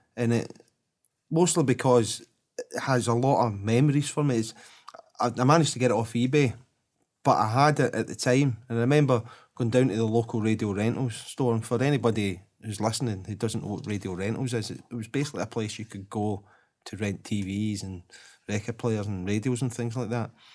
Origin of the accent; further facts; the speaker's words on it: Glasgow, Scotland, United Kingdom; I was from Drumchapel